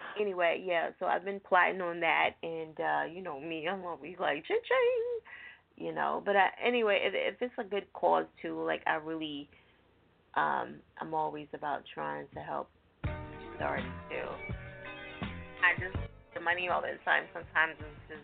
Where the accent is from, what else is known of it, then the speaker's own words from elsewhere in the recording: New Jersey, United States; moved away; I'm from Jersey